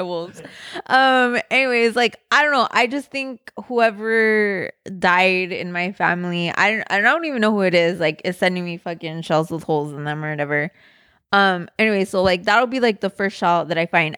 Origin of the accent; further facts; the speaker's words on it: Southern California, United States; I grew up in Southern California